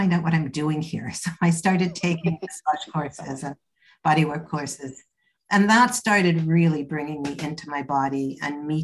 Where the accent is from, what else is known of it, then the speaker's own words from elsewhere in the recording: Canada; moved away as an adult; also born or lived in Toronto; now in United Kingdom; I'm Canadian. I live in the UK now, but I was in Toronto at that point.